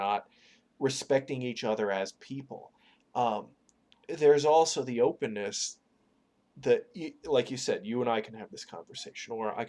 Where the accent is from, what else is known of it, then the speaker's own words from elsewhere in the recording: New York, United States; now in Ohio, United States; I grew up in New York, but I live in Ohio now